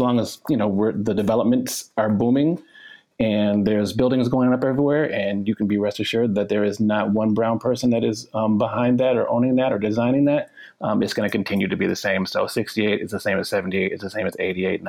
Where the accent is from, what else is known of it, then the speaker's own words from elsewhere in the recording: Cleveland, Ohio, United States; I was born in Cleveland, Ohio in 68